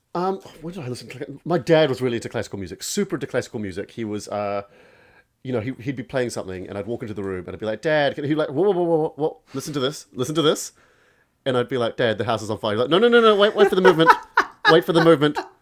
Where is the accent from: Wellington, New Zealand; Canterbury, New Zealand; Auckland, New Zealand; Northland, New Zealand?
Canterbury, New Zealand; Christchurch; my hometown, Christchurch